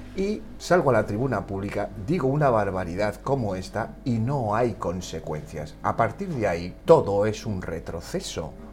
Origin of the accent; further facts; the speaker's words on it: Equatorial Guinea; now in Spain; los dos somos ecuatoguineanos, nuestros padres se formaron aquí